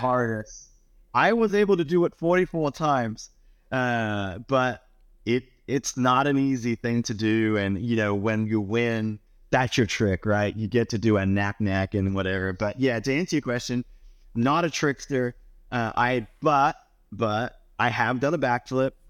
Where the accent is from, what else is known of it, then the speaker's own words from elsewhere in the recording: Australia; moved away; growing up in Australia